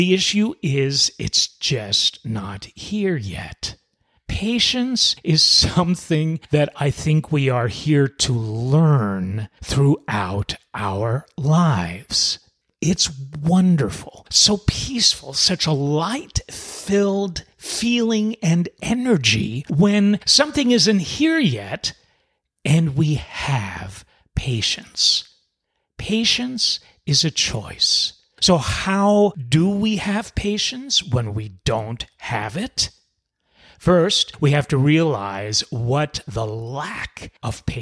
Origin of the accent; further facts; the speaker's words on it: New York City, New York, United States; moved away; You might already know I'm originally from New York City. And us New York City folks have it in our DNA to not be very patient.